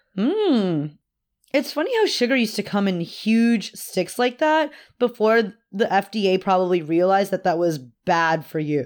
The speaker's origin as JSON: {"language": "English", "town": "Austin", "region": "Texas", "country": "United States", "tie": "born or raised there", "said": "I was born in Austin."}